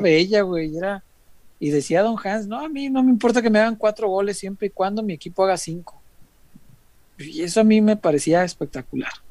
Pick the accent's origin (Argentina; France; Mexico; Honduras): Mexico; Guadalajara, Jalisco; soy tapatío